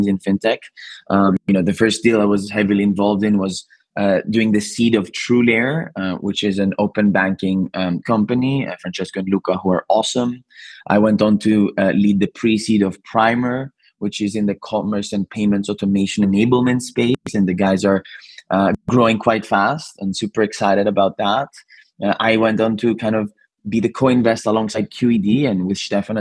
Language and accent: English; Athens, Attica, Greece; moved away as an adult; also born or lived in Cambridge, United Kingdom; now in London, United Kingdom; I'm originally Greek. I was born and raised in Athens and actually came to the UK to study in Cambridge and transitioned to London, and now almost 14 years in London